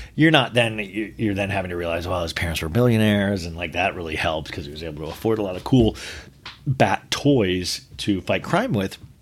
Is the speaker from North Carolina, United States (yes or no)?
no; Olathe, Kansas, United States; growing up in Olathe, Kansas